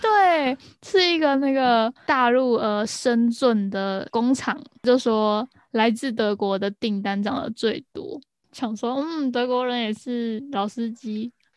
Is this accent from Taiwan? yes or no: yes; Taiwan; also born or lived in Northern Ireland; 我们身为一个台湾人